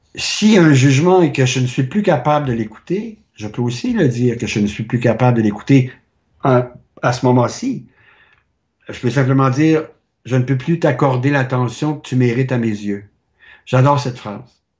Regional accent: Quebec, Canada; moved away; also born or lived in France; je viens du Québec

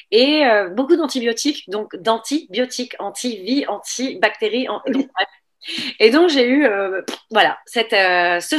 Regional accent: France; born there; also born or lived in Niger; et puis, donc, je suis née en France. Et euh, à partir de là, en fait, vu que mon père était militaire, eh bien, j'ai toujours voyagé.

